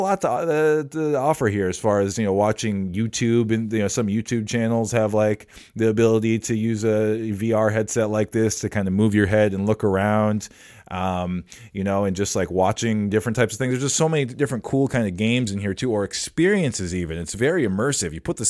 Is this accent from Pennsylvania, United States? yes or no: no; Minnesota, United States; We grew up here in the Twin Cities, going to the same place